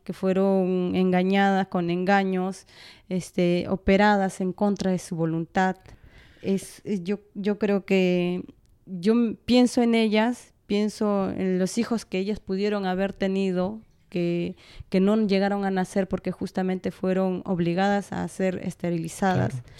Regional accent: Peru; also born or lived in Sarhua (parents' origin); yo he nacido aquí en la capital

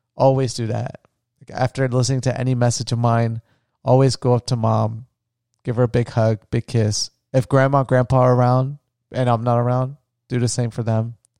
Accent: Florida, United States; moved away; my home, where I grew up on the beach in Florida

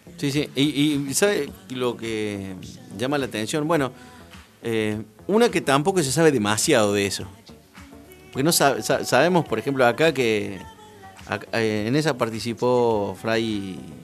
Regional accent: Córdoba, Argentina; moved away; como todo cordobés

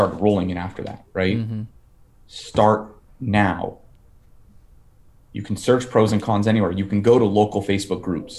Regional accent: Fort Lauderdale, Florida, United States; now in Nashville, United States; I'm from Fort Lauderdale

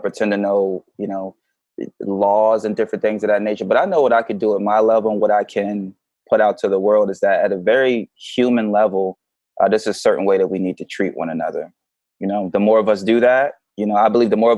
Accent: Philadelphia, Pennsylvania, United States; also born or lived in Augusta, Georgia / Hawaii / Oak Harbor, Washington; now in Seattle area, United States; Was down there for a couple of years before I moved to Philly.

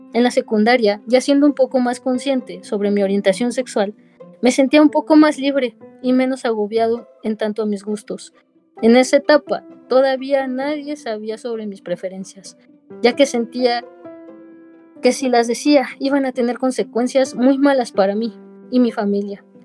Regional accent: Mexico City, Mexico; yo soy de la Ciudad de México

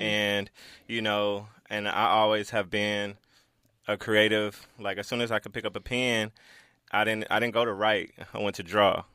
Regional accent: Los Angeles, California, United States; I grew up in South Central L A, you know, the gang capital

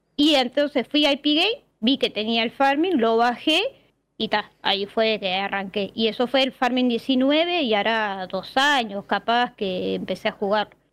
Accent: Montevideo, Uruguay; soy de Uruguay, Montevideo, que es la capital. Este, y tal, soy de acá, nací acá en Montevideo y me crié acá, nunca salí a ningún lado.

